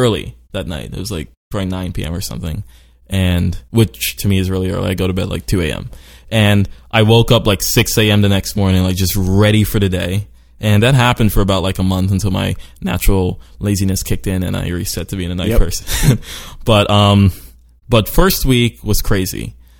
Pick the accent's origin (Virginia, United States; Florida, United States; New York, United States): New York, United States; Brooklyn; also born or lived in Sweden / Trinidad / Venezuela / Baltimore; I was born in Brooklyn, New York, lived briefly in Sweden. I lived briefly in like Trinidad and Venezuela.